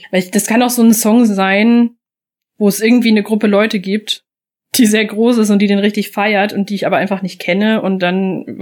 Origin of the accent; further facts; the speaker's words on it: Bavaria, Germany; Fun Fact also ich komme aus Oberfranken.